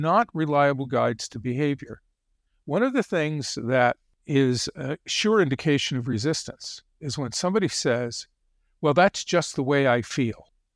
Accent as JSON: {"language": "English", "region": "Connecticut", "country": "United States", "tie": "born or raised there", "said": "I grew up in Connecticut."}